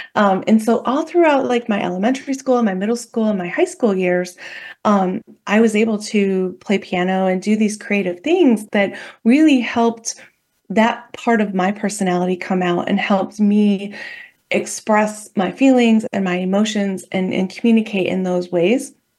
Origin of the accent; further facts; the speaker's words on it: Midwest, United States; I grew up in the Midwest, uh, in a very, pretty small town